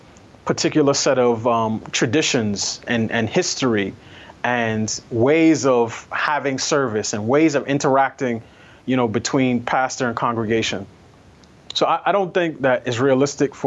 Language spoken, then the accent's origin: English; New York City, New York, United States; me growing up in New York City